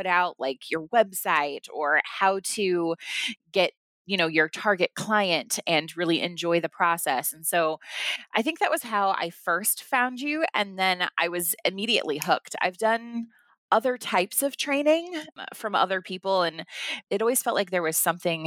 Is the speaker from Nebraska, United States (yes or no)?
yes; Nebraska, United States; I'm from Nebraska